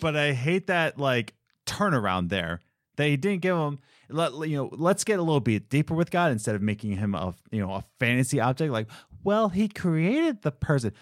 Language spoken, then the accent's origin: English; Philadelphia, Pennsylvania, United States; I'm from Philadelphia